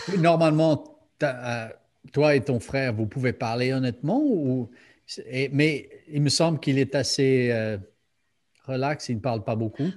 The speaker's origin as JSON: {"language": "French", "country": "United States", "moved": "yes", "said": "je viens des États-Unis"}